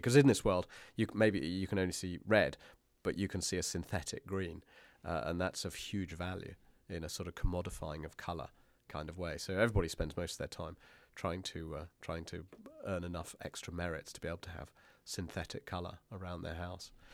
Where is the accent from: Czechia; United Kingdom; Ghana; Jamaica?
United Kingdom; being a British person